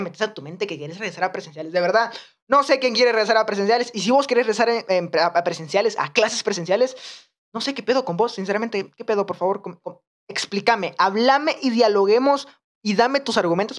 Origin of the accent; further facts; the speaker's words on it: Guatemala; en Guatemala, en mi país